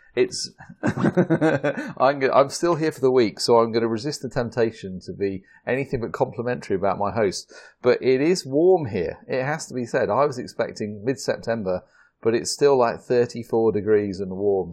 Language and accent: English; United Kingdom; accent: British; the Americans love my British accent